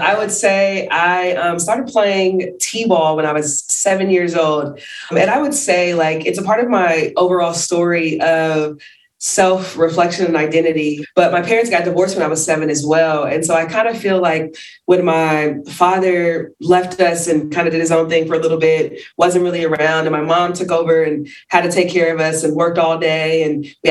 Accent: Bay Area, California, United States; moved away as an adult; also born or lived in New Mexico; I grew up in the Bay Area

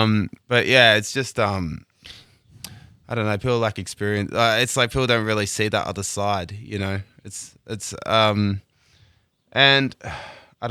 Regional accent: Hills District, New South Wales, Australia; also born or lived in Parramatta; I grew up on the kind of acreage area of the Hills District

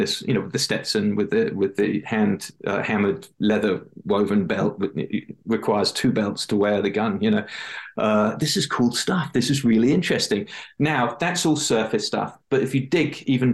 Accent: England, United Kingdom; I'm from England

